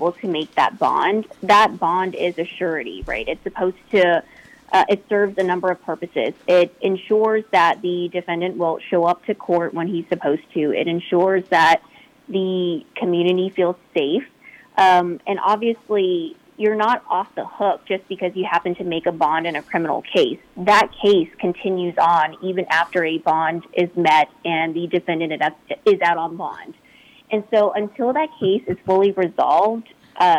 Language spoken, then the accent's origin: English; Houston, Texas, United States; I'm obviously Vietnamese-American. I grew up here in Houston, and my parents are here